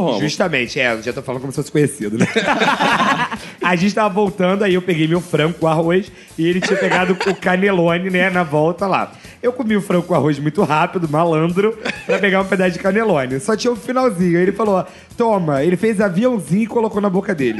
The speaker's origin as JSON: {"language": "Portuguese", "region": "Rio de Janeiro", "country": "Brazil", "tie": "born or raised there", "said": "eu quando era criança, pequenininho, lá em Ricardo de Albuquerque"}